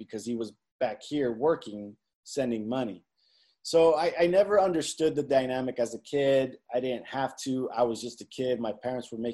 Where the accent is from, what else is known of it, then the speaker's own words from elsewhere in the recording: California, United States; also born or lived in Zacatecas, Mexico; I was born here in California, but I've also lived 3 years in Zacatecas, Mexico